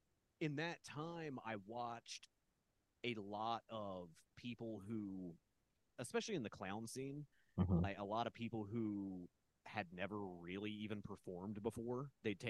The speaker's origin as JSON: {"language": "English", "region": "Midwest", "country": "United States", "said": "because I'm from the Midwest, and the only way a place in the Midwest can survive that is doing like weird art, comedy, and entertainment is by doing everything."}